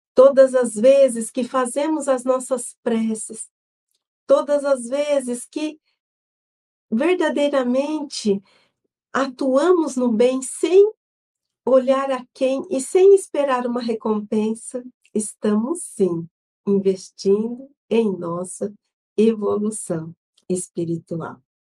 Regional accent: São José do Rio Preto, São Paulo, Brazil; eu sou de São José do Rio Preto

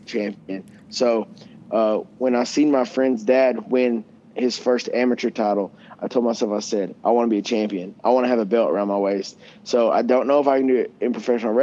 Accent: Coeburn, Virginia, United States; I grew up in Coburn, but I grew up in an area in Coburn they call Riverview

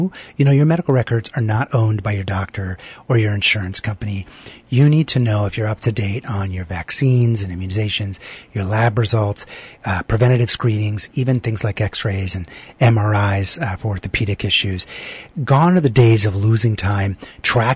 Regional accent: Boston, Massachusetts, United States; I'm from Boston

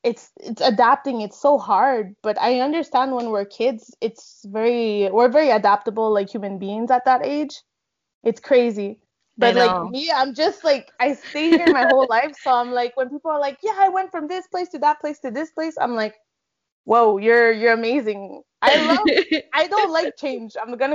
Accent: Montreal, Quebec, Canada; my parents come from El Salvador. We were raised here in Montreal. Actually, we grew up in Villeray. Me and my brother, I only have a sibling. So yeah, pretty much grew up in Montreal for a long, long time.

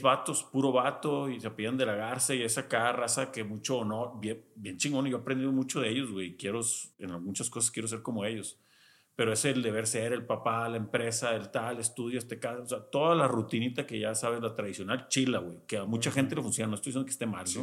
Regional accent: Culiacán, Sinaloa, Mexico; yo nací en Culiacán toda mi infancia en Culiacán

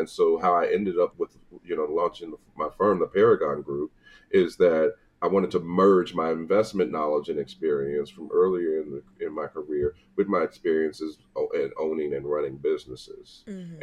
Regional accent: St. Louis, Missouri, United States; moved away as an adult; also born or lived in Tallahassee, Florida; now in Atlanta, United States; I'm born and raised in St. Louis

